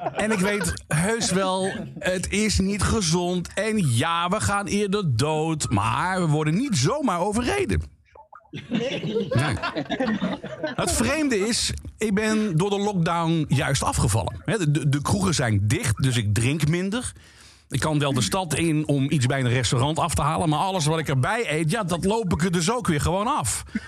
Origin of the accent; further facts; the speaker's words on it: Limburg, Netherlands; Ik ben geboren en getogen in Limburg.